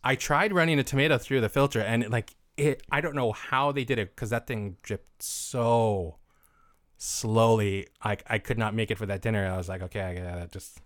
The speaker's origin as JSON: {"language": "English", "country": "United States"}